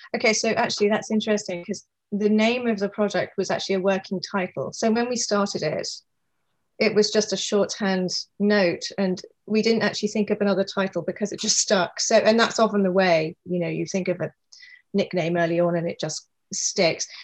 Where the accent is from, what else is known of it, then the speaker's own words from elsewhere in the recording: United Kingdom; also born or lived in New York; now in Seattle, United States; I am a British artist living and working in Seattle, Washington, on the west coast of the US